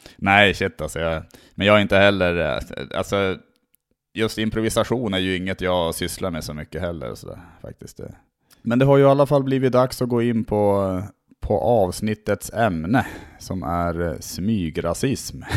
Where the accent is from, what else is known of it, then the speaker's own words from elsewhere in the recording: Norrland, Sweden; now in Stockholm, Sweden; jag är från Norrland